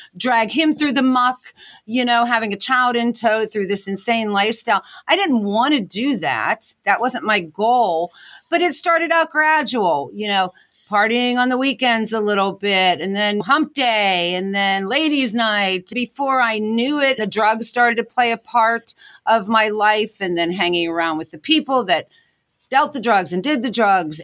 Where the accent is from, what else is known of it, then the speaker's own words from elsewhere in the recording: Pittsburgh, Pennsylvania, United States; moved away as an adult; also born or lived in Scranton, Pennsylvania; I'm originally from Pittsburgh, P